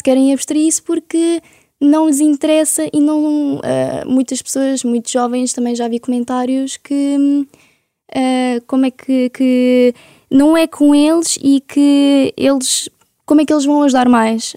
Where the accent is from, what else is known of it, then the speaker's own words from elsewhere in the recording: Ukraine; now in Portugal; para nós como ucranianos